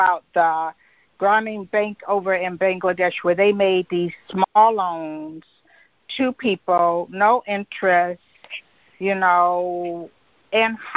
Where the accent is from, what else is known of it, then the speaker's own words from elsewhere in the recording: Detroit, Michigan, United States; I'm from the east side